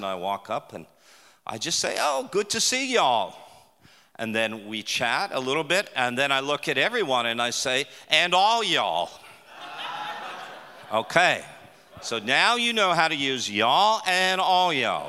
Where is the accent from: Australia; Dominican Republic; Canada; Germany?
Canada; Toronto, Ontario; moved away as an adult; now in Texas, United States; We're from Canada. So we're from Toronto